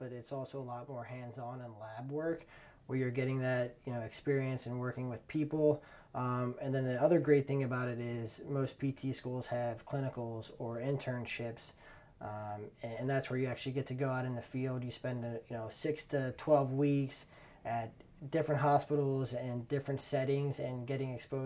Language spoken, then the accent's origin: English; Northern Kentucky, United States; also born or lived in New York City; I grew up in Northern Kentucky, born and raised here, lived here my entire life